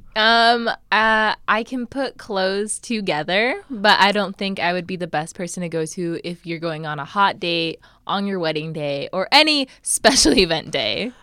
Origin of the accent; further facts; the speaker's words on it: Nebraska, United States; I grew up in Nebraska